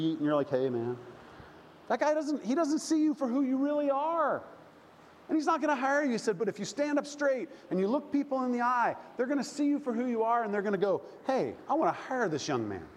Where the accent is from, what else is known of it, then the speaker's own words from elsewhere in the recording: Oklahoma, United States; I grew up in the Bible Belt, good old Oklahoma